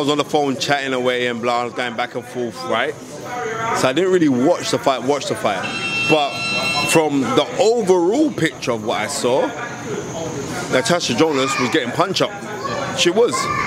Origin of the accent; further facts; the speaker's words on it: United Kingdom; we are British